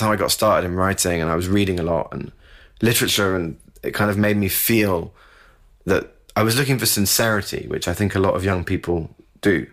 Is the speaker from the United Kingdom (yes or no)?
yes; United Kingdom; I'm British